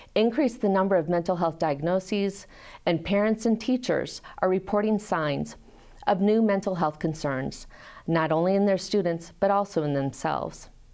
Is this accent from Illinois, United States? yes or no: yes; Peoria, Illinois, United States; moved away as an adult; also born or lived in Rochester, Michigan; now in Iowa City, United States; I was raised in Peoria, Illinois, and graduated from Peoria High School.